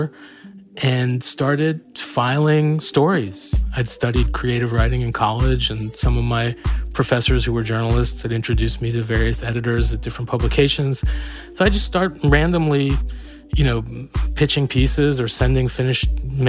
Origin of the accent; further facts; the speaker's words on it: San Francisco Bay Area, California, United States; moved away; also born or lived in Iran; I grew up in the San Francisco Bay Area.